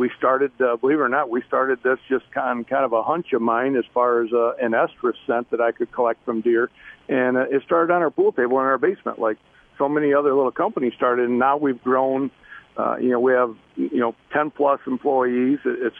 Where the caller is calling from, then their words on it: Davison, Michigan, United States; We are actually in Davison, Michigan, which is on the east side. We're about an hour from Port Huron, in between Lansing and Port Huron.